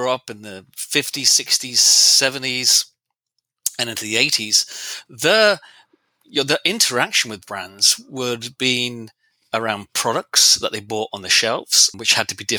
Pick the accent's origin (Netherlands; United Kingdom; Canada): United Kingdom; England; I'm English. I'm British.